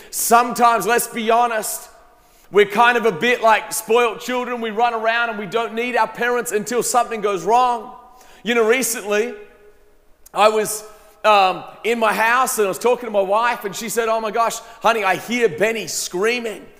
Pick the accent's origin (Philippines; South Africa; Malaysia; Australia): Australia; moved away as an adult; now in United States; I grew up in Australia. I lived there till I was 19 years old. And then I came to America on a, on a tennis scholarship